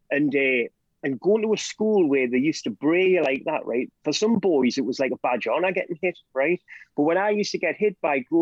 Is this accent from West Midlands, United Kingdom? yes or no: no; South Tyneside, North East England, United Kingdom; I grew up in South Tyneside.